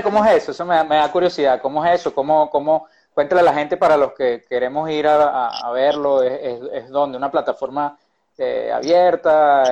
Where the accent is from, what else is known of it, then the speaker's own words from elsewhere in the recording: Venezuela; Yo particularmente que soy venezolano como tú